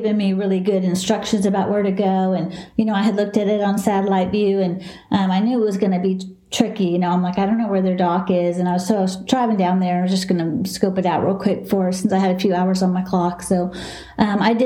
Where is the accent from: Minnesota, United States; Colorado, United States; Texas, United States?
Texas, United States; Dallas; accent: southern; also born or lived in Houston, Texas; I'm a southern girl. I'm from Texas